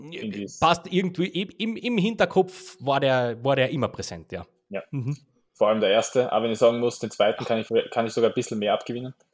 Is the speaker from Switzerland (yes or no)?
no; Austria; wir als Österreicher haben halt einen Bezug zum Skispringen.